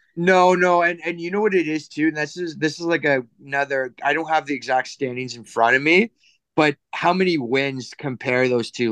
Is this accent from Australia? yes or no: no; Canada; as a Canadian